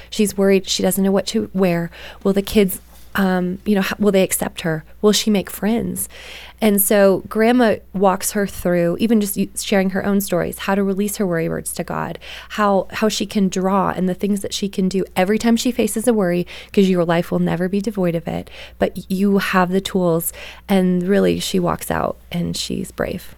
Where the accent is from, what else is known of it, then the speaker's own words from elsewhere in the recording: Canada; I grew up in Canada